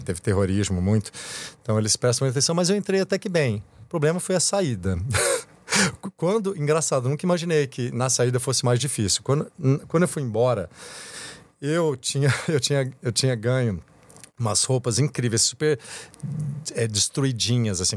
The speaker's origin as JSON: {"language": "Portuguese", "country": "Brazil", "tie": "born or raised there", "moved": "yes", "said": "eu nasci, eu sou, sou caipira lá do interior"}